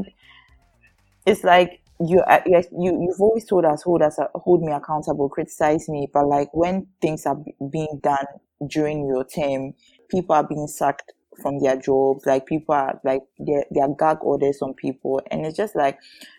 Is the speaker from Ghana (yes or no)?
yes; Ghana